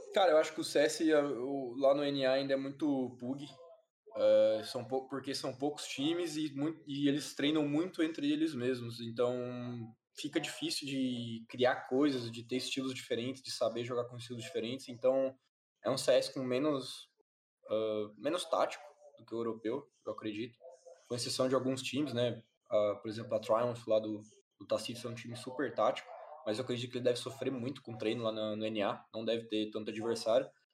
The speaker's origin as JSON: {"language": "Portuguese", "region": "Paraná", "country": "Brazil", "tie": "born or raised there", "also_born_or_lived": "Itajaí, Santa Catarina / Balneário Camboriú, Santa Catarina / Palotina, Paraná / Cascavel, Paraná", "said": "fui para Palotina, que é uma cidade muito pequena, 40 mil habitantes no Paraná. Morava lá com os meus pais, então uh, fui criado lá, acho que até os 10 anos. Aí, com, quando eu tinha 10 anos, meus pais separaram e eu mudei para Cascavel com a minha mãe"}